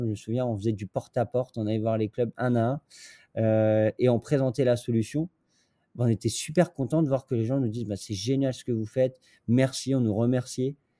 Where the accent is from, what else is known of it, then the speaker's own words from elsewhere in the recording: northern France, France; je suis pas de Paris pour le coup. Je suis, du nord de la France